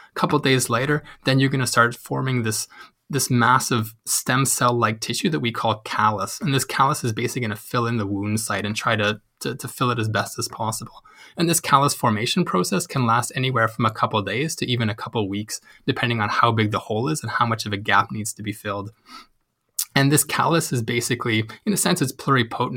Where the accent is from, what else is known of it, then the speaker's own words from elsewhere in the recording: Canada; moved away as an adult; now in Uppsala, Sweden; I'm Canadian, so I've been living in Sweden for about the past three years